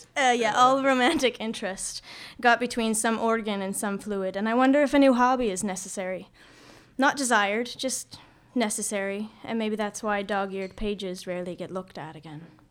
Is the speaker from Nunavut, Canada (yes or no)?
no; Nova Scotia, Canada; now in Vancouver, Canada; So I'm from Nova Scotia. I'm a Maritimer